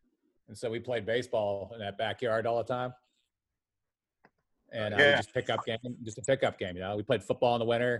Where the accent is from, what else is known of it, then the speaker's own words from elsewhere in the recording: Beaver, Pennsylvania, United States; that's where I grew up